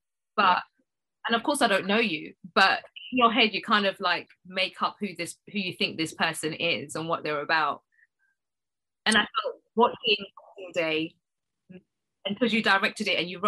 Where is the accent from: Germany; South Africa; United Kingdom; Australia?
United Kingdom; I think because I am Black British, I think I know who Amel is.